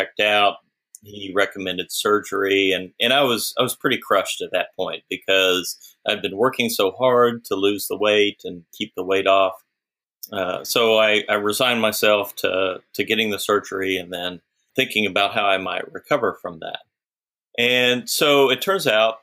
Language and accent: English; Austin, Texas, United States; I grew up in Austin, and in Austin, there's lots of lakes